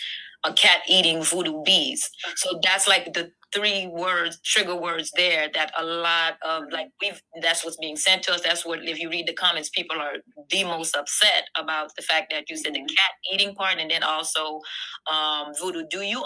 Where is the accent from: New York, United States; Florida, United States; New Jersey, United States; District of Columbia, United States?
Florida, United States; South; Growing up in South Florida